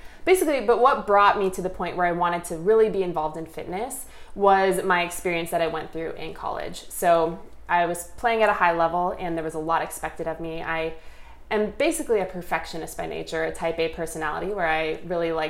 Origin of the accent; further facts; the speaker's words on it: suburb of St. Paul, Minnesota, United States; moved away as an adult; now in California, United States; I grew up in the Midwest. I'm from a suburb of St. Paul, Minnesota, and eventually moved to California for college